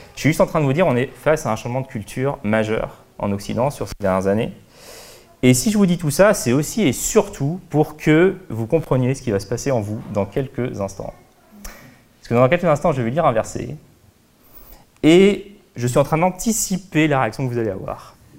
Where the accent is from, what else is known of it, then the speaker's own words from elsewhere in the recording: France; en tant que Français